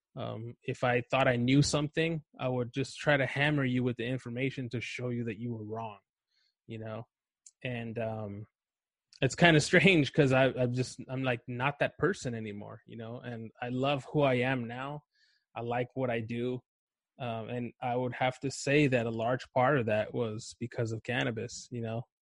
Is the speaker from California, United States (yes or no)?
yes; Los Angeles, California, United States; also born or lived in Chihuahua, Mexico; I grew up in Los Angeles, um, East